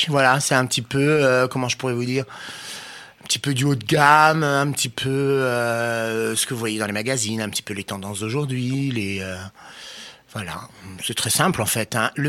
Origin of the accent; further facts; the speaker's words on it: Nancy, Grand Est, France; also born or lived in Metz; moi, je suis né à Nancy, moi.